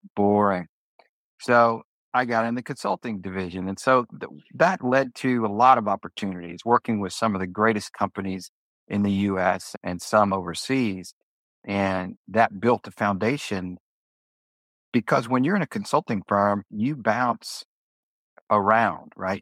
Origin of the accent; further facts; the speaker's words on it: Houston, Texas, United States; also born or lived in Jackson, Mississippi; I was born in Jackson, Mississippi. I was born in 63, but in 1968 my parents moved to Houston